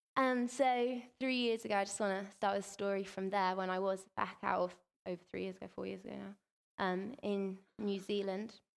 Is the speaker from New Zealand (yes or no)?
no; England, United Kingdom; we're from England